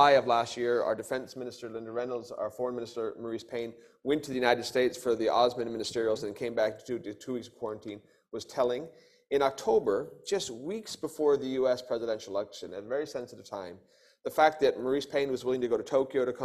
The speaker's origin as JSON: {"language": "English", "country": "Australia", "said": "not representing Australia, but as an Australian, uh, representing the OECD"}